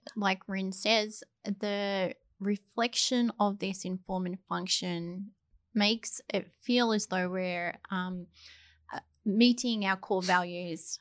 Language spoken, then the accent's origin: English; Australia; moved away as an adult; now in New Zealand; I'm not a New Zealander, I'm a, an Australian